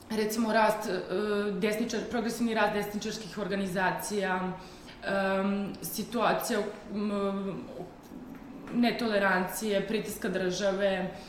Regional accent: Šabac, Mačva District, Serbia; I mi smo oboje iz Šapca

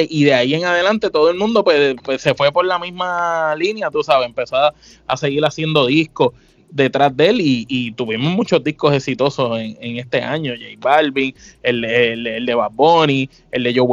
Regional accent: San Juan, Puerto Rico; Nosotros somos dos boricuas del viejo San Juan, de pura cepa, ya tú sabes, yo estoy en Puerto Rico, … está en Florida.

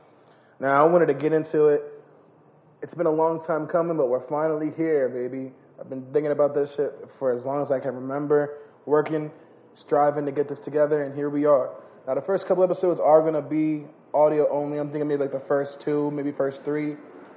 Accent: New Jersey, United States; I'm from South Jersey

